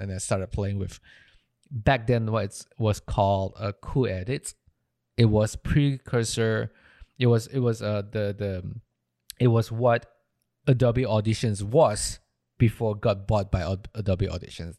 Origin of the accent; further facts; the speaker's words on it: Malaysia; moved away as an adult; I'm from Malaysia